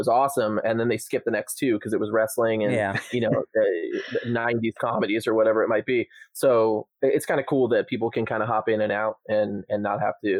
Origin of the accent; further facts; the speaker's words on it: Rhode Island, United States; We're both from Rhode Island.